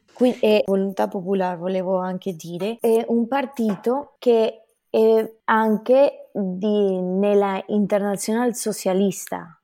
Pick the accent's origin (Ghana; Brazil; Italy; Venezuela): Venezuela; Italian is a second language; now in United States; sono venezuelana e adesso abito negli Stati Uniti.